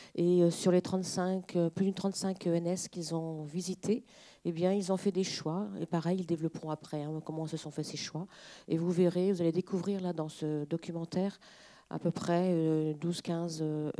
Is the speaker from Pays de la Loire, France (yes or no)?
yes; Mazé-Milon, Pays de la Loire, France; on est de Mazé-Milon, donc du département, on est du local.